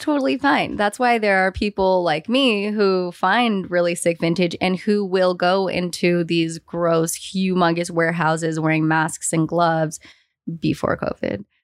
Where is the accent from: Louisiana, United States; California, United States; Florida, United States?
California, United States; San Francisco; I grew up in San Francisco